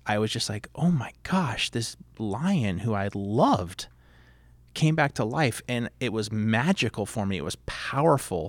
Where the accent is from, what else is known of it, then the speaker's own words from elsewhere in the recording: Fountain Valley, California, United States; also born or lived in Long Beach, California; I was born in Long Beach, but my parents bought their first home in Fountain Valley, so I was sort of a product of suburbs.